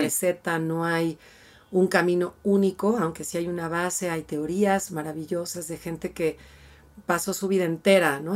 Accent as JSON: {"language": "Spanish", "country": "Mexico", "said": "como mexicanos"}